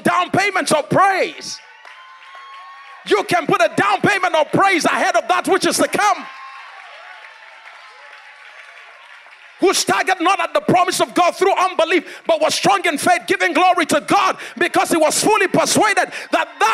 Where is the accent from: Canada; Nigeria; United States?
Nigeria; Abuja, Federal Capital Territory; I come from Africa. By now you should know. Come from Africa. Come from Abuja. Come from Nigeria.